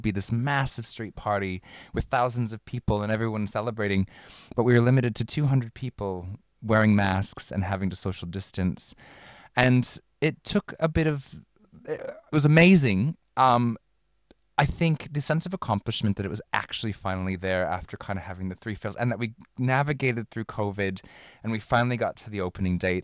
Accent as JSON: {"language": "English", "town": "Minneapolis", "region": "Minnesota", "country": "United States", "tie": "born or raised there", "moved": "as an adult", "lives_now": "Melbourne, Australia", "said": "I'm from Minneapolis"}